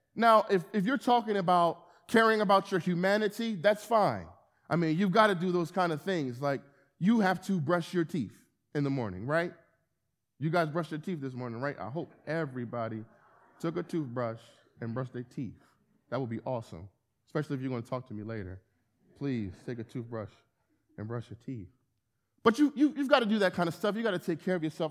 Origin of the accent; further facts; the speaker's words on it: Camden, New Jersey, United States; moved away as an adult; also born or lived in Philadelphia; now in Wilmington, United States; I'm born and raised in Camden, New Jersey